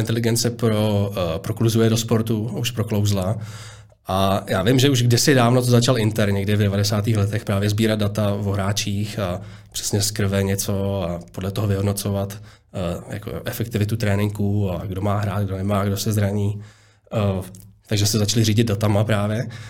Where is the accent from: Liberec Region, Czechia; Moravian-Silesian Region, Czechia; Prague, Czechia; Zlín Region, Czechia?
Prague, Czechia; narodil jsem se na Zličíně